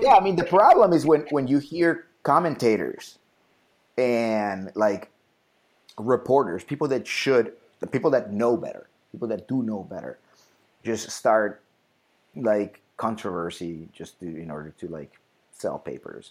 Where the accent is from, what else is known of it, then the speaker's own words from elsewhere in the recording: Bogotá, Colombia; I was born in Bogota